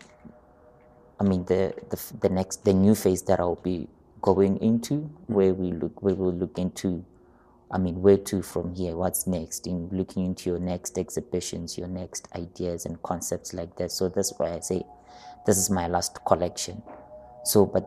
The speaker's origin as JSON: {"language": "English", "region": "Limpopo", "country": "South Africa", "tie": "born or raised there", "first_language": "Sepedi", "second_language": "English", "moved": "yes", "lives_now": "Gauteng, South Africa", "said": "I was born in Limpopo, and another phase of my life was also here in Gauteng"}